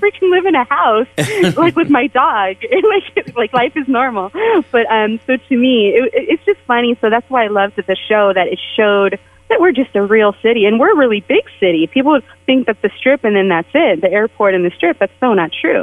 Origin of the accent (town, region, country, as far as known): San Jose, California, United States; born or raised there; moved away as an adult; also born or lived in San Francisco; now in Las Vegas, United States